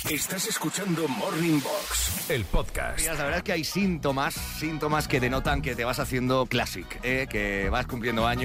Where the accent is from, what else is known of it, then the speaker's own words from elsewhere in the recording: Galicia, Spain; siendo gallego como yo